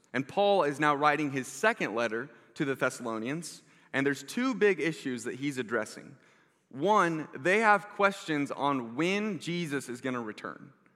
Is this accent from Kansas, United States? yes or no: yes; South Johnson County, Kansas, United States; I grew up in South Johnson County